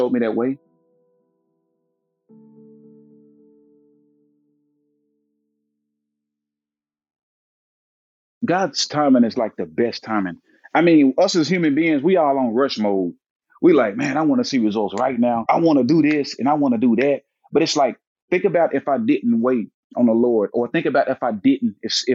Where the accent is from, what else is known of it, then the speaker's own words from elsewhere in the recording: Jackson, Tennessee, United States; I grew up in Jackson, Tennessee, a town an hour outside of Memphis, Tennessee